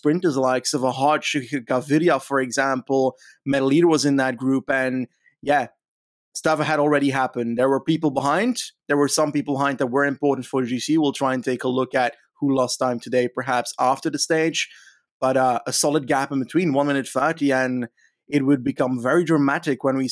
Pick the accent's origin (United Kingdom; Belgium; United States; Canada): Belgium; Flanders; I'm from Flanders